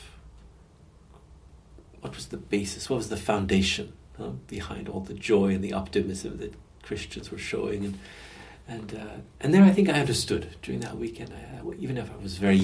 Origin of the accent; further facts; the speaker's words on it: Canada; now in France; I was born in Canada in the 50s